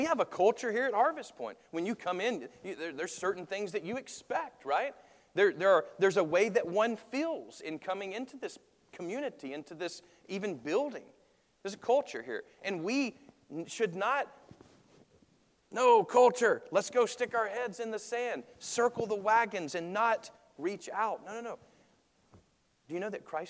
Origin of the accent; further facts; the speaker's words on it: United States; I love being an American